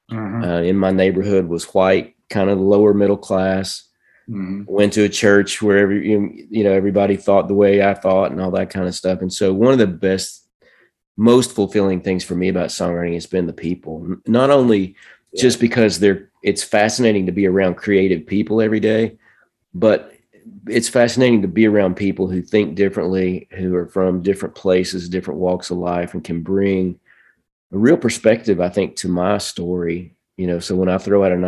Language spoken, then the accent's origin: English; Nashville, Tennessee, United States; I grew up in Antioch